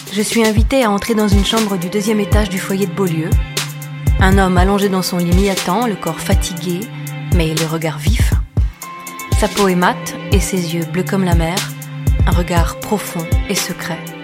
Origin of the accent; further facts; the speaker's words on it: Beirut, Beirut Governorate, Lebanon; moved away as an adult; now in Sierre, Switzerland; J'ai grandi au, à Beyrouth. Je suis libanais